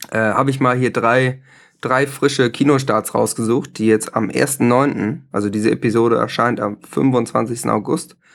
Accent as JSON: {"language": "German", "region": "Hamburg", "country": "Germany", "said": "Also ich muss sagen, ich als Hamburger, ich konnte natürlich viele von diesen Aachener Themen, die da besprochen werden"}